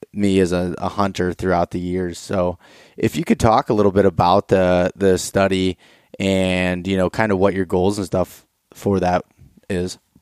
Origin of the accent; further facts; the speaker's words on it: North Central Pennsylvania, United States; I'm from North Central Pennsylvania, northwestern uh, PA here